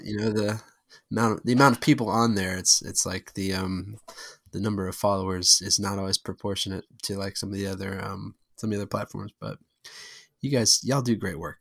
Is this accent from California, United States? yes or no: no; St. Louis, Missouri, United States; now in Atlanta, United States